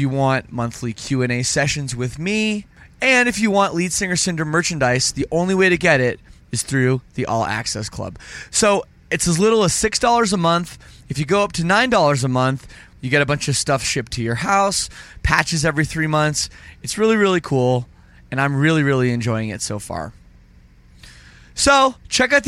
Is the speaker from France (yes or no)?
no; Canada; I'm Canadian